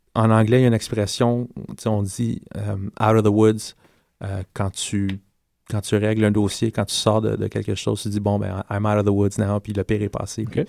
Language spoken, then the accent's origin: French; Quebec, Canada; first language English; French is a second language; je suis québécois, donc mhm. parler français pour moi, c'est très important